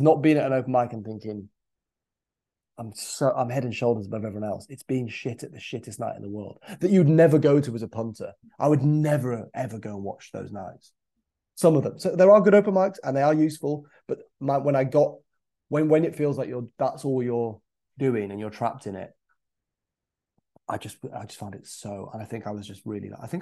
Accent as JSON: {"language": "English", "town": "Scarborough", "region": "Yorkshire and the Humber", "country": "United Kingdom", "tie": "born or raised there", "said": "my hometown of Scarborough"}